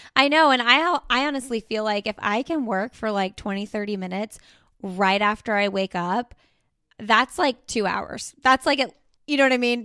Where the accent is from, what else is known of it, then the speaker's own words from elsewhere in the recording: Indianapolis, Indiana, United States; moved away; I'm from Indianapolis, so we go to the Indy five hundred every year